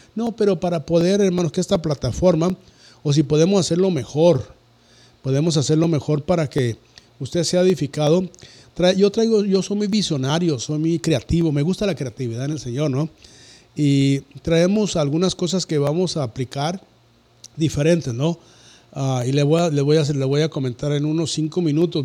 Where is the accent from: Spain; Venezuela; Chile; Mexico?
Mexico; Cuauhtémoc, Chihuahua; soy de una ciudad donde ya entro el lago y la luz que se llama Cuauhtémoc, Chihuahua